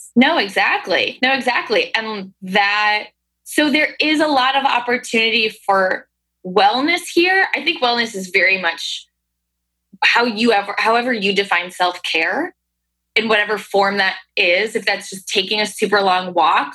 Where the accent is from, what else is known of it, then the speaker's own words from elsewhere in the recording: Hudson Valley, upstate New York, United States; now in New York City, United States; I'm from upstate New York